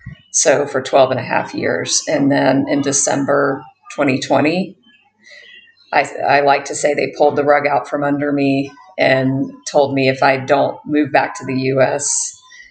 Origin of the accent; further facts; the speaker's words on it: United States; accent: American; moved away as an adult; also born or lived in Bali; now in Thailand; I am an American, if you can't hear that from my accent